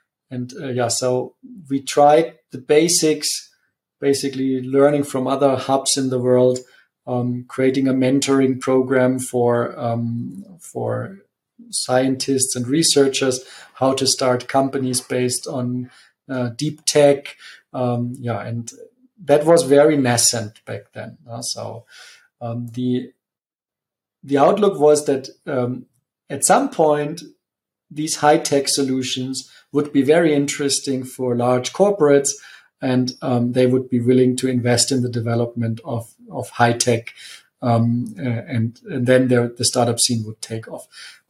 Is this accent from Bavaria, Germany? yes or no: yes; Munich, Bavaria, Germany; also born or lived in Italy; Yes, I am from Munich and I'm also back in Munich. I have spent a bit of time away. So I've been 5 years in Italy